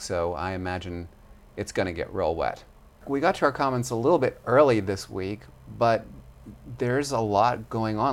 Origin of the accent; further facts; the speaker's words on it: United States; And I'm American.